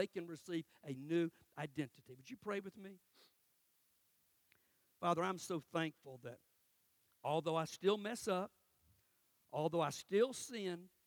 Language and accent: English; Cordele, Georgia, United States; moved away; I'm in my hometown in Cordell